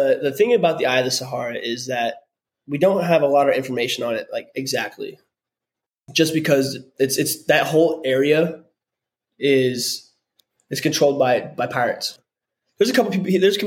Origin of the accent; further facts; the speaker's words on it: Hawaii, United States; moved away; I grew up in Hawaii.